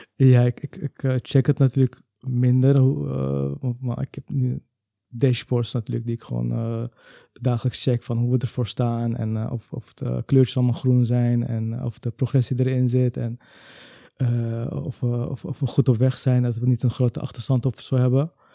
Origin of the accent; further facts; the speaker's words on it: Amsterdam, North Holland, Netherlands; Ik ben zelf wel geboren in Amsterdam